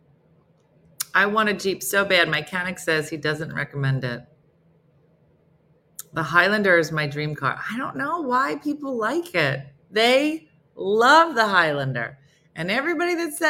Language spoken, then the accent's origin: English; New Jersey, United States; I'm from New Jersey